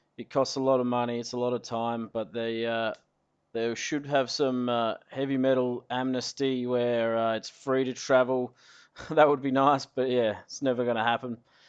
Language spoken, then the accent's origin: English; Adelaide, South Australia, Australia; I am from Adelaide.